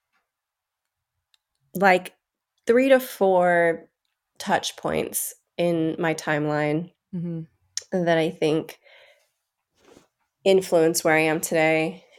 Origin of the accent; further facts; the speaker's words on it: Bishop, California, United States; I was raised in Bishop, California, which is about 4 hours northeast of LA.